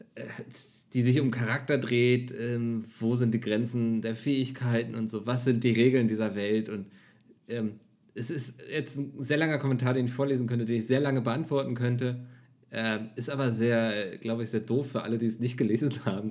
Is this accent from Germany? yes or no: yes; Northern Germany, Germany; als Norddeutscher